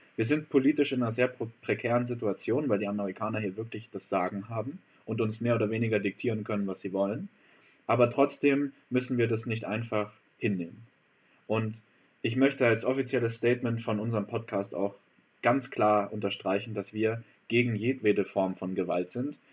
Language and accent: German; Germany; für uns als Deutsche